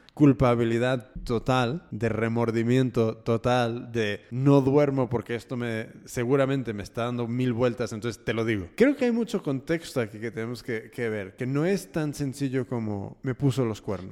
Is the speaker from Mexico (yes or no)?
no; United States; yo soy de Estados Unidos. Mm, mi familia es mexicana, pero yo soy nacido y criado ahí